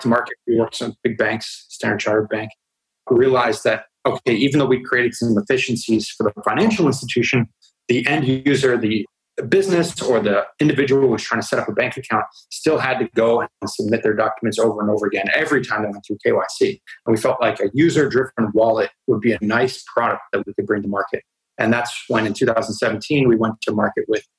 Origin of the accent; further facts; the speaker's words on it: United States; moved away; I grew up in the United States and went to college at Northeastern University